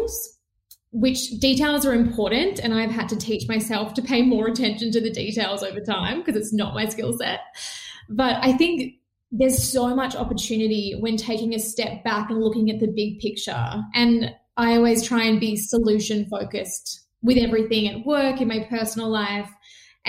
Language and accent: English; Melbourne, Victoria, Australia; also born or lived in Perth; I was born in Perth where they were living for my dad's work as well. And then came back to Melbourne where we're from